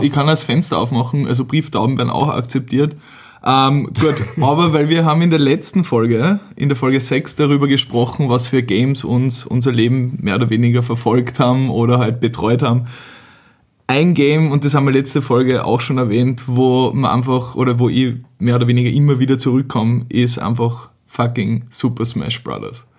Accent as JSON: {"language": "German", "region": "Vienna", "country": "Austria", "said": "bei uns in Wien"}